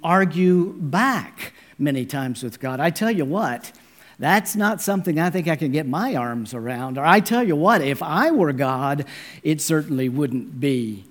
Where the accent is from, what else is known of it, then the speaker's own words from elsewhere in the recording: Dallas, Texas, United States; I am a native Texan, born and raised in the Dallas area